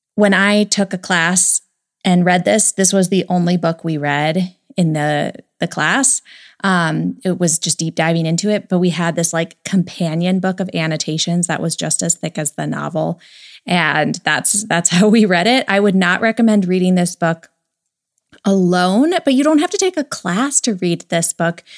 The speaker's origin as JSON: {"language": "English", "country": "United States"}